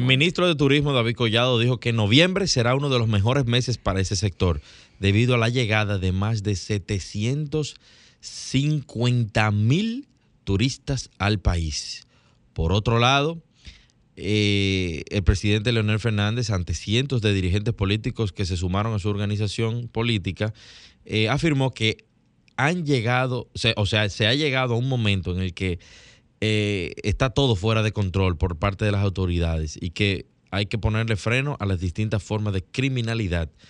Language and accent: Spanish; Dominican Republic; nosotros como dominicanos